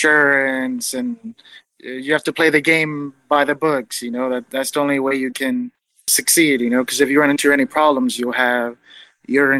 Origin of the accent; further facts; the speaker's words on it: Los Angeles, California, United States; I'm from Los Angeles, California, born and raised, and I've lived here my entire life